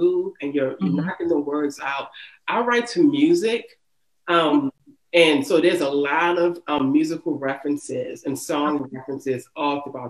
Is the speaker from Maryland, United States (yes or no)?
yes; Baltimore, Maryland, United States; growing up in the city